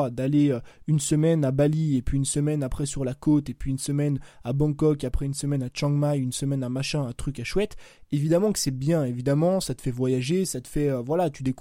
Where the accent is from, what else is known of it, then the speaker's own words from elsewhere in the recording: France; je te parle de la France parce que moi j'ai grandi en France.